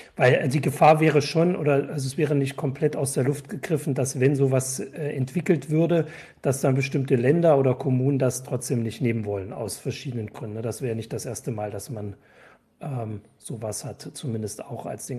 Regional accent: Erfurt, Thuringia, Germany; als Erfurter

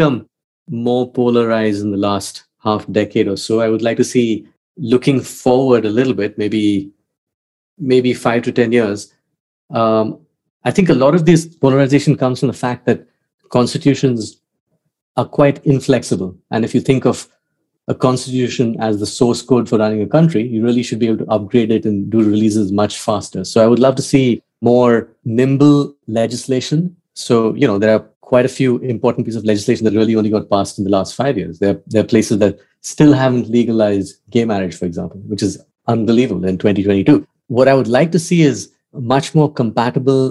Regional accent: India; moved away as an adult; also born or lived in Oxford; I grew up in India in the 80s

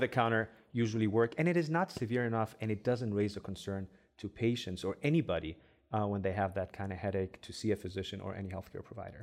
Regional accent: Egypt; first language Arabic; English is a second language; moved away as an adult; also born or lived in Germany; now in Cleveland, United States; I grew up in Egypt, uh, so my first language is Arabic, of course.

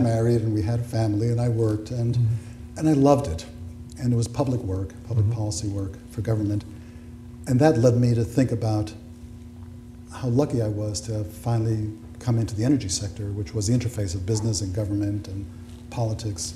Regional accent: United States; I was born in the United States.

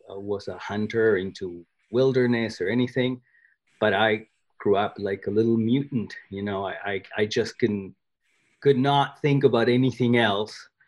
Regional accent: Argentina; English is a second language; moved away; I was born in Argentina

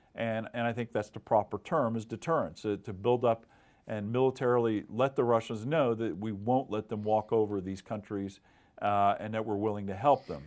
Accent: Oklahoma, United States; moved away as an adult; now in Washington, D.C., United States; growing up in Oklahoma

